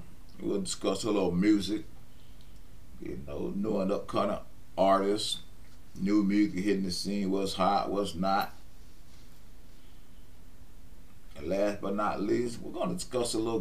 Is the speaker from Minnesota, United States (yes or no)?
no; West Palm Beach, Florida, United States; I was born and raised in West Palm Beach, Florida